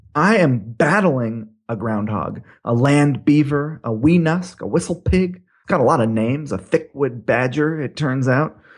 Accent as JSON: {"language": "English", "region": "Hawaii", "country": "United States", "tie": "born or raised there", "said": "I grew up in Hawaii"}